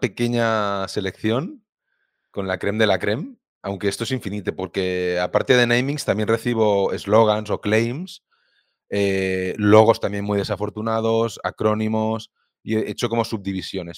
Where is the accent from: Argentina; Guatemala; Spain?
Spain; Viladecans, Catalonia; yo soy de Vila de cerca de Barcelona